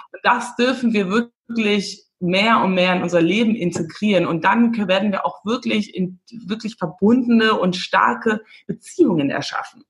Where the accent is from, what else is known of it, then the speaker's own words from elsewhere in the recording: Windhoek, Khomas, Namibia; moved away; Ich komme aus Windhoek